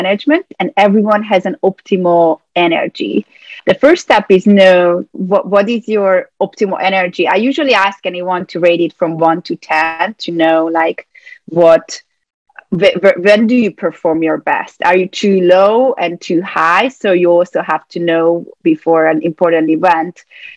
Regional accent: Budapest, Hungary; now in United States; I'm from Budapest, Hungary

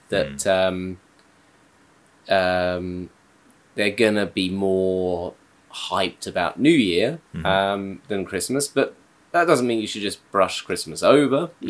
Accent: United Kingdom; now in Japan; I'm British

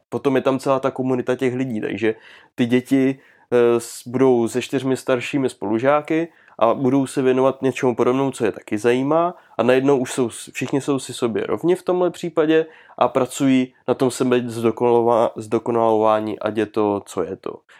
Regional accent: Czechia; u nás v Čechách

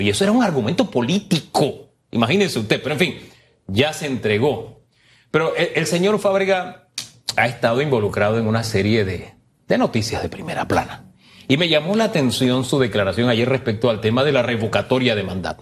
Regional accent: Panama; somos panameños

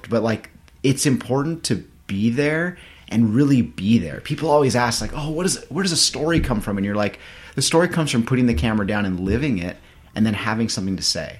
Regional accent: Central Coast of California, United States; growing up on the Central Coast of California

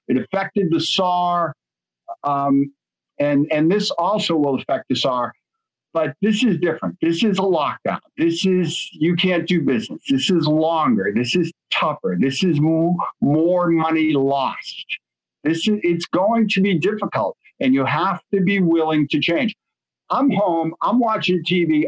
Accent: Boston, Massachusetts, United States; I'm from Boston

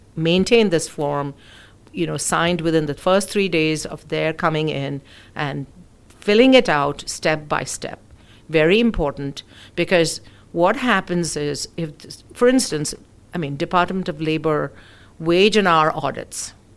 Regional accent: India; moved away as an adult; also born or lived in United Kingdom; now in United States; So I'm originally from India. I was born in the UK. My parents were living in the UK when I was born, and of course, and then I um, we they went back to India, so I went back to India. So most of my schooling and college was done in India

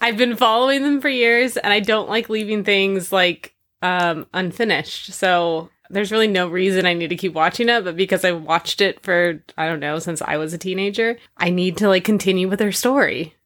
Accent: California, United States; moved away; I grew up in California, twenty minutes from Disneyland

